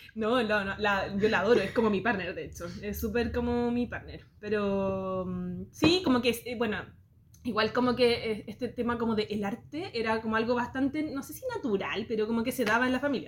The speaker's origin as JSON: {"language": "Spanish", "town": "Santiago", "region": "Santiago Metropolitan Region", "country": "Chile", "tie": "born or raised there", "said": "soy muy santiaguina. Em, crecí acá en Santiago"}